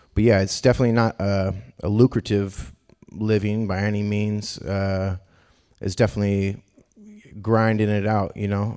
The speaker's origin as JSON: {"language": "English", "town": "Davis", "region": "California", "country": "United States", "tie": "born or raised there", "also_born_or_lived": "Boston", "lives_now": "Sacramento, United States", "said": "I grew up in Davis, California"}